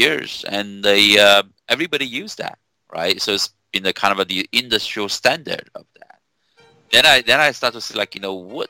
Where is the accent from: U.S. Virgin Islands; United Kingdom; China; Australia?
China; English is a second language; moved away as an adult; also born or lived in Beijing / Wuxi; I'm the first person from my village to be, you know, having the chance to get into the college